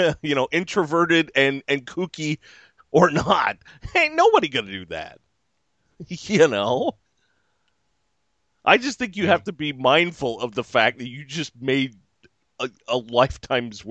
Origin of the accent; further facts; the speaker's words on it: California, United States; I'm from California